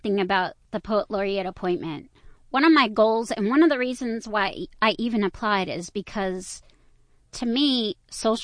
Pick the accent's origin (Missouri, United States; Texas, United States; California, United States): Texas, United States; Aldine area; I grew up in the Aldean area